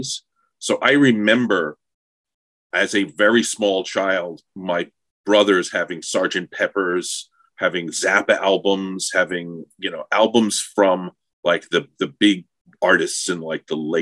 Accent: Long Island, New York, United States; I was from Long Island

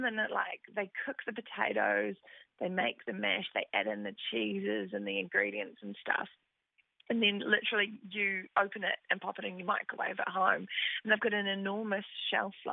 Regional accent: Aberfeldy, Manawatū-Whanganui, New Zealand; I was born at Aberfeldy in New Zealand, which is between Whanganui and Rātahi

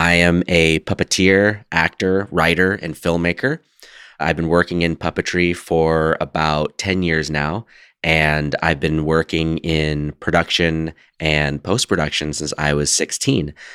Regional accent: United States; I grew up very Americanized

